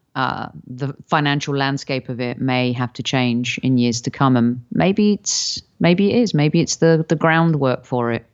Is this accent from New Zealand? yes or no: no; United Kingdom; moved away; as a Brit